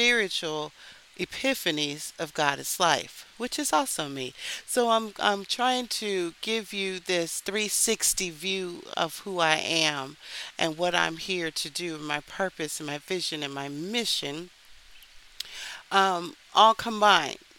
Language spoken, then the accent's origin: English; Texas, United States; now in Philadelphia, United States; I grew up in Texas